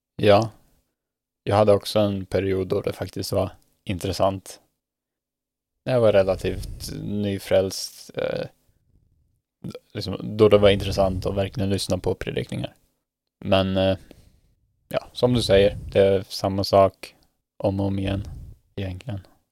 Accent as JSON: {"language": "Swedish", "country": "Sweden", "moved": "as an adult", "lives_now": "Norway", "said": "vårt existerande nätverk hemma i Sverige"}